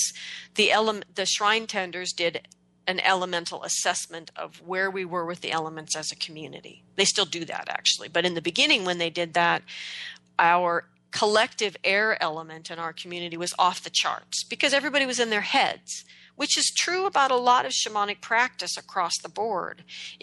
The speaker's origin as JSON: {"language": "English", "region": "Oregon", "country": "United States", "tie": "born or raised there", "also_born_or_lived": "Manhattan", "moved": "as an adult", "said": "growing up in Oregon, I took my relationship with the earth entirely for granted"}